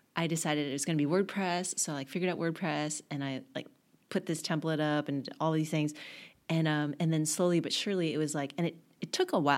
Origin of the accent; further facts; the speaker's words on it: Garland, Texas, United States; moved away as an adult; now in New York, United States; I grew up in a little town called Garland outside of Dallas